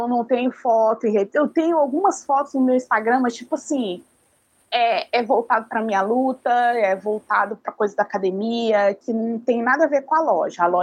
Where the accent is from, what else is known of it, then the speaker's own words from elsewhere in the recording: Vitória, Espírito Santo, Brazil; é um bairro da capital chamado Jardim Camburi. É o bairro mais populoso de Vitória.